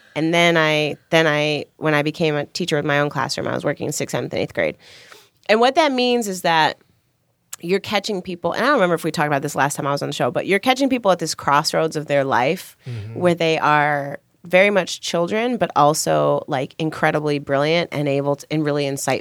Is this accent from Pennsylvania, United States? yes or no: no; Chicago, Illinois, United States; I grew up in Chicago